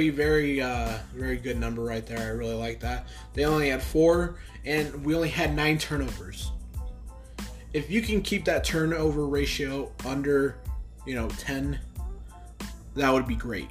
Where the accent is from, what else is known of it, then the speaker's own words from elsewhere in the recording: Los Angeles, California, United States; moved away; I'm from the Los Angeles area